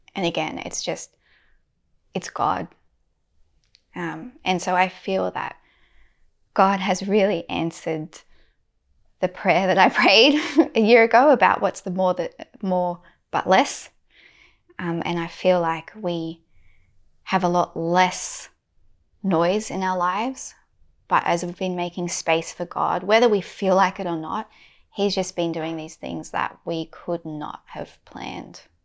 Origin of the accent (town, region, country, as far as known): Australia